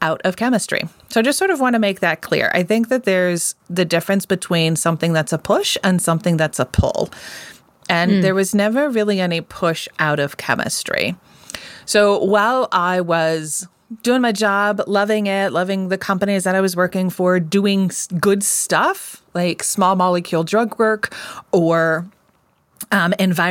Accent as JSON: {"language": "English", "region": "outside of Colorado Springs", "country": "United States", "tie": "born or raised there", "said": "I grew up outside of Colorado Springs, far, far outside of Colorado Springs."}